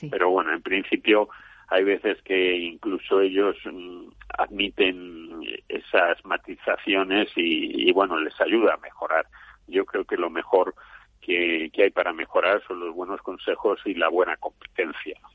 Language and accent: Spanish; Spain